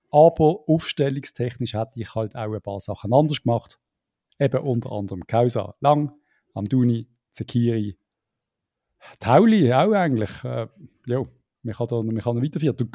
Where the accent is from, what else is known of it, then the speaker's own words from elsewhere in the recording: Lucerne, Switzerland; da würde mir die Gallen raufkommen als Luzerner.